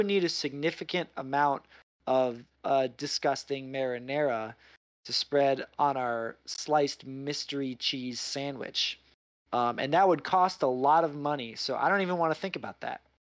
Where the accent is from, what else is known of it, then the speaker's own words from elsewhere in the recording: Midwest, United States; now in New York, United States; I grew up in the Midwest where Spam, canned mystery meat, is like, it costs like 2 nickels and a carton of cigarettes. It's very cheap. I moved to New York